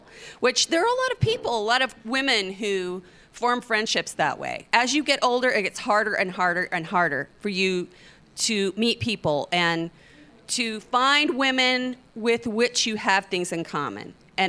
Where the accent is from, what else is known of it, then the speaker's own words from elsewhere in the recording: Oklahoma, United States; I'm from Oklahoma